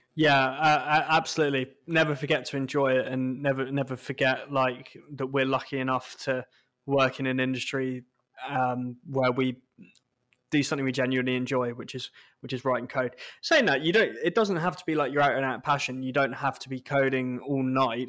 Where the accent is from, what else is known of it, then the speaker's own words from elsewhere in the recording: United Kingdom; we're British